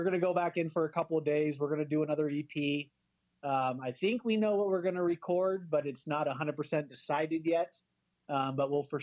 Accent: San Diego, California, United States; now in Spokane, United States; I am from Spokane, but when I was young, my dad moved to San Diego. So I went to elementary, middle school, high school down in San Diego

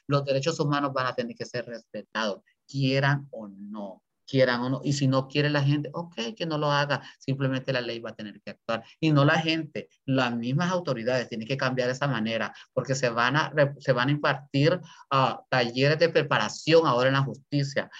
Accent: Honduras; moved away

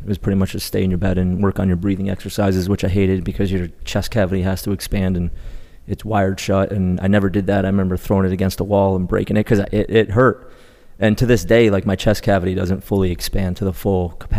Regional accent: Colchester, Connecticut, United States; Colchester, Connecticut. Okay. So it's probably about 20 minutes east of Hartford.

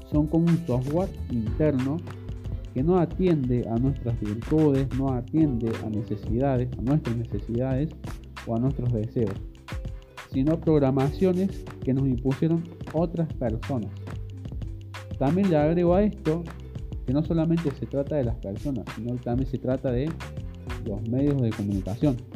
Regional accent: Córdoba, Argentina; yo soy de Córdoba, Argentina, tengo actualmente 28 años

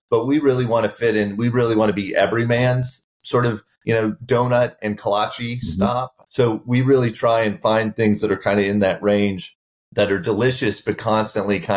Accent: Midwest, United States; now in Texas, United States; I grew up in the Midwest and not in Texas

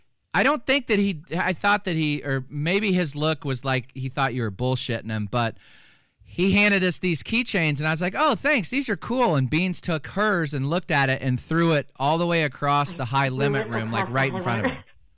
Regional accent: Kansas, United States; I said we are from Kansas

